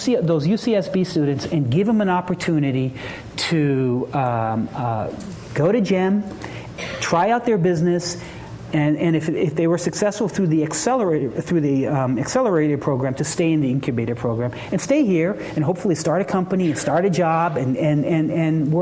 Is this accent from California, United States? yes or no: yes; Southern California, United States; moved away as an adult; also born or lived in Boston / Philadelphia; I grew up in Southern California, and I left. I lived in 2 years in Boston, 2 years in Philadelphia, and 25 years in Boston. And I came back to California 3 years ago.